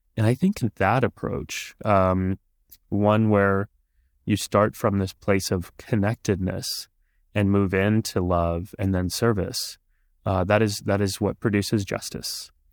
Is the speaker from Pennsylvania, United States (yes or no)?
no; Texas, United States; first language Punjabi; English is a second language; I was growing up in Texas at the time, and I went to college in Texas too